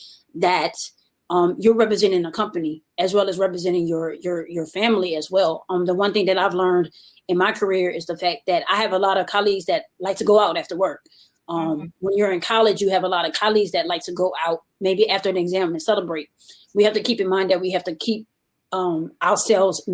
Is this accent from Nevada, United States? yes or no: no; New Orleans, Louisiana, United States; I'm originally from New Orleans, Louisiana